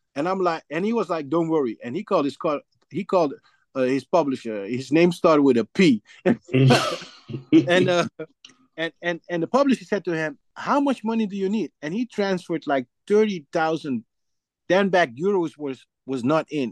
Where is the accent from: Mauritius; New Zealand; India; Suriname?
Suriname; now in Netherlands; I'm from Suriname